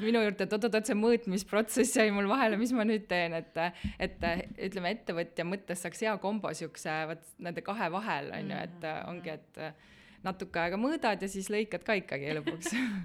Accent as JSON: {"language": "Estonian", "town": "Tallinn", "region": "Harju County", "country": "Estonia", "tie": "born or raised there", "also_born_or_lived": "Italy", "moved": "yes", "said": "ma olen jah, põline Tallinna inimene"}